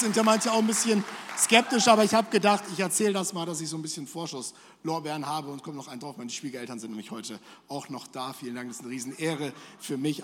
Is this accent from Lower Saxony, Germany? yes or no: yes; between Bremen and Hanover, Lower Saxony, Germany; moved away as an adult; now in Gelsenkirchen, Germany; ich komme aus Norddeutschland eigentlich zwischen äh, Bremen und Hannover, da ist schön